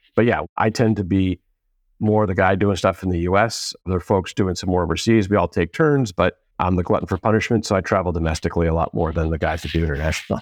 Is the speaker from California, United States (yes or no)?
yes; Southern California, United States; also born or lived in East Coast / Boston; I went to junior high and high school out here in Southern California